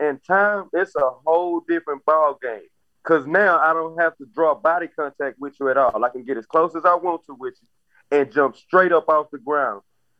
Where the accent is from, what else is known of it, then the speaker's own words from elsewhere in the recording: Houston, Texas, United States; I've been staying in Houston my whole life.